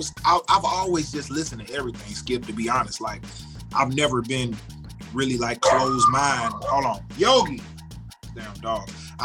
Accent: St. Louis, Missouri, United States; I grew up in a neighborhood called The Pastures. Some people call it Highview. It was kind of like a subsidized neighborhood, kind of like Kenlock, Pagedale, Meacham Park

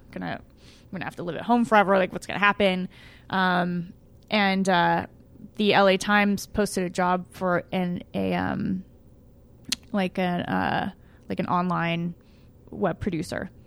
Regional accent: Pasadena, California, United States; I grew up in Pasadena. Uh, I was born here, um, grew up in L

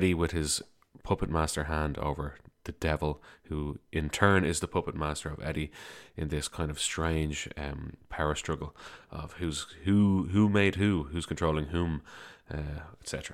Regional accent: Dublin, Leinster, Ireland; I'm from Dublin, Ireland.

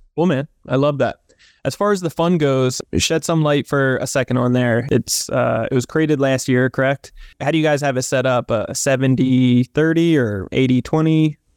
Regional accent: New Jersey, United States; also born or lived in Southern California; now in California, United States; I'm from New Jersey originally

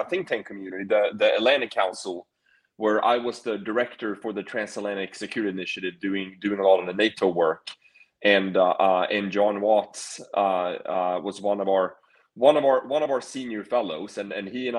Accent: Sweden; moved away as an adult; I did grow up in Sweden. So yeah, so I came over here when I was 18

